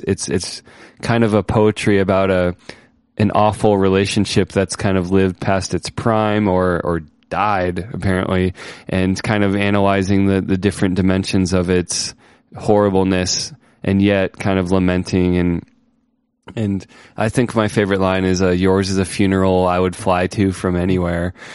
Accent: Ohio, United States; Ohio, my home state where I grew up.

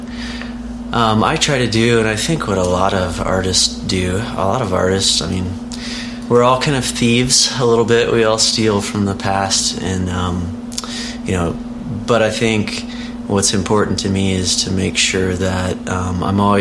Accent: Oklahoma, United States; moved away as an adult; I grew up mostly in Oklahoma, and went to college at the University of Oklahoma

